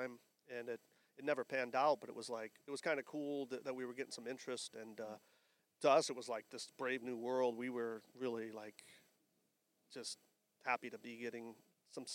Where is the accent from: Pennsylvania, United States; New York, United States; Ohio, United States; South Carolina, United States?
Ohio, United States; Maumee; moved away as an adult; now in Phoenix, United States; I was born and raised in Maumee, Ohio. It's a suburb of Toledo, Ohio